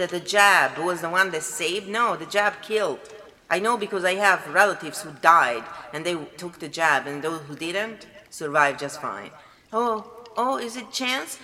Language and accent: English; Italy; moved away; I am from Italy